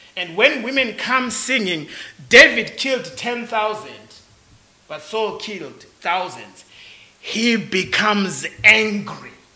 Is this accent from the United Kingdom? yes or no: no; Zimbabwe; I am from Zimbabwe